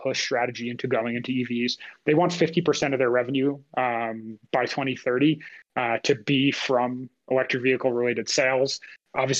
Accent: United States; as an American

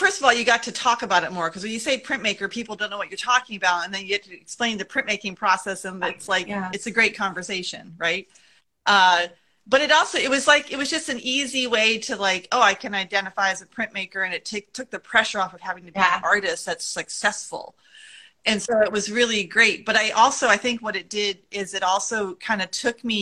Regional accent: New England, United States; moved away as an adult; also born or lived in Vermont; now in Monterey, United States; Having grown up in New England

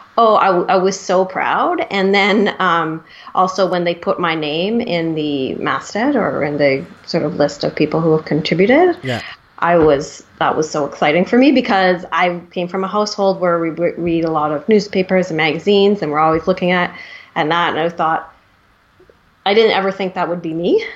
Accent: Vancouver, British Columbia, Canada; I am from Vancouver

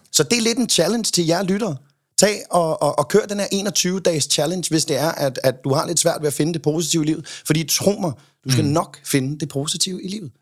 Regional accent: Copenhagen, Capital Region of Denmark, Denmark; Jeg kommer fra Amager.

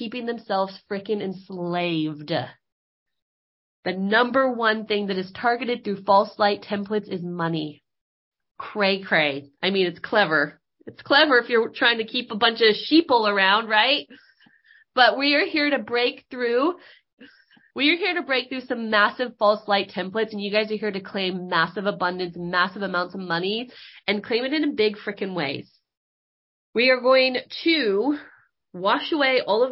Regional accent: Northern California, United States; moved away; we grew up in Northern California

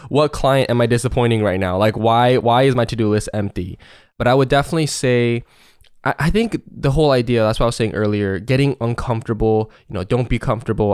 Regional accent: Seattle, Washington, United States; Seattle, Washington.

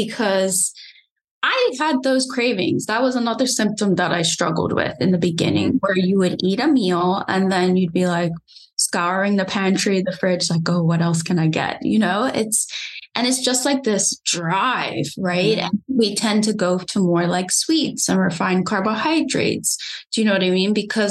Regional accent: Bermuda; moved away; I'm originally from Bermuda, so I'm an island girl

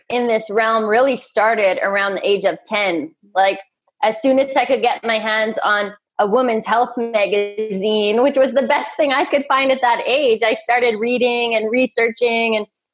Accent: Canada; I'm a Canadian girl, so ice hockey was my sport

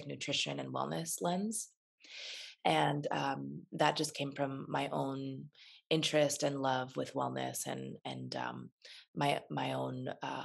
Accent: Phelan, California, United States; also born or lived in Los Angeles, California; I grew up in a little tiny town in the desert called Phelan.

